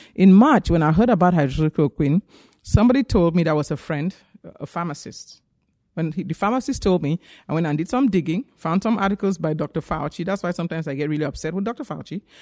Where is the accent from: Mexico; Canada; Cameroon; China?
Cameroon; moved away as an adult; also born or lived in Nigeria; now in United States; I grew up in Africa. I'm from Cameroon, West Africa, and I went to medical school in Nigeria.